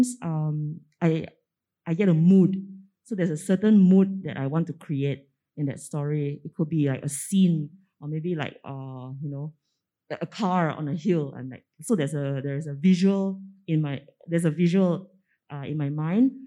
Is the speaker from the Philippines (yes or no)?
no; Penang, Malaysia; growing up in Penang